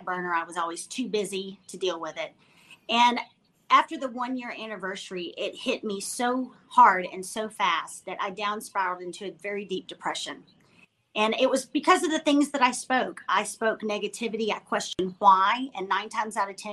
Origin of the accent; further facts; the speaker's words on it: Dallas, Texas, United States; my hometown of Dallas, Texas